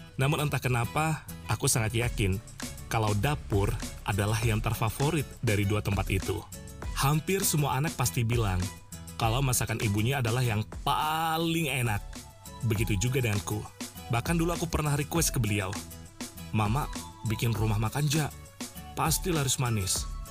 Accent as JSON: {"language": "Indonesian", "region": "West Kalimantan", "country": "Indonesia", "moved": "as an adult", "lives_now": "Java, Indonesia", "said": "kami suku Melayu di Kalimantan Barat, lebih sering menyebutnya mama kame, artinya ibu saya"}